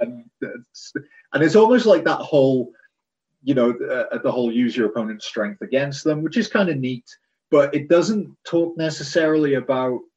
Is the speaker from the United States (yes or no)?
no; United Kingdom; I'm I'm British